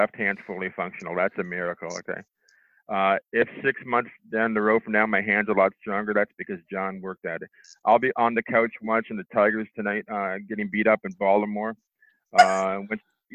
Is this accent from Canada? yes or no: yes; Windsor, Ontario, Canada; I'm a Canadian